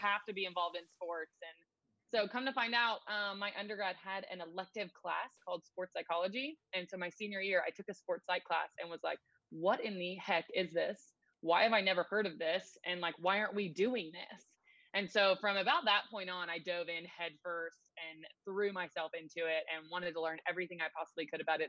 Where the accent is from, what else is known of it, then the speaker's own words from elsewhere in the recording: Nashville, Tennessee, United States; also born or lived in Chattanooga, Tennessee; I am born and raised in Nashville